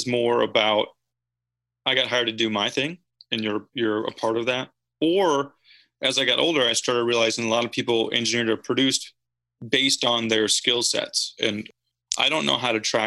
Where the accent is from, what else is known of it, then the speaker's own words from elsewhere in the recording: Wisconsin, United States; moved away as an adult; now in Nashville, United States; growing up in Wisconsin, milking cows